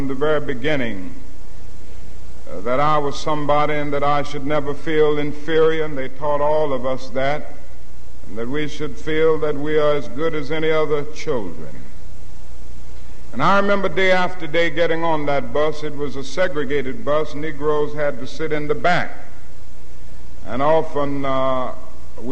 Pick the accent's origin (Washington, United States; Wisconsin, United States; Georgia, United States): Georgia, United States; Atlanta; I was growing up in Atlanta, Georgia